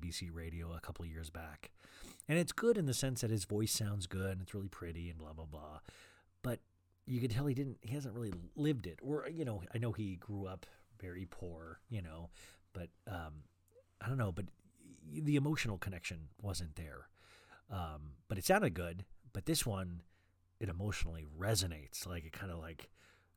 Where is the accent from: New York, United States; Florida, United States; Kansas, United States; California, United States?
Kansas, United States; also born or lived in Arizona; now in Los Angeles, United States; I grew up in Kansas where it got super cold